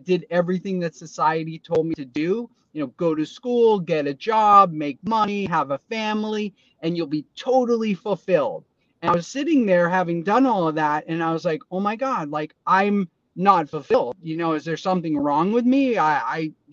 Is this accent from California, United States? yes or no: no; Boston, Massachusetts, United States; I grew up in Boston